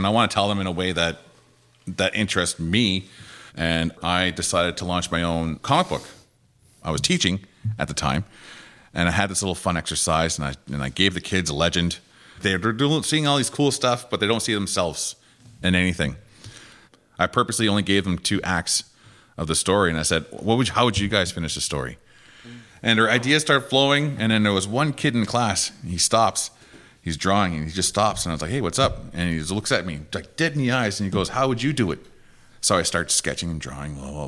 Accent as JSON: {"language": "English", "town": "Listuguj", "region": "Quebec", "country": "Canada", "said": "from Listigouche, Quebec."}